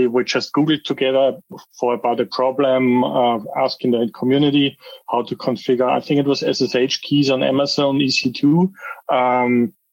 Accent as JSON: {"language": "English", "country": "Austria", "moved": "as an adult", "lives_now": "Nuremberg, Germany", "said": "I'm originally from Austria. I moved to Germany 8 years ago, roundabout. So I'm living in the Nuremberg area"}